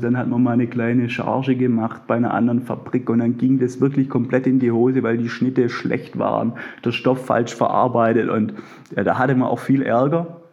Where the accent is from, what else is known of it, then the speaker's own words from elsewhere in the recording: near Stuttgart, Baden-Württemberg, Germany; accent: Swabian; Ich selber würde mich als Schwabe bezeichnen. Ich bin umlängst äh, in der Nähe von Stuttgart aufgewachsen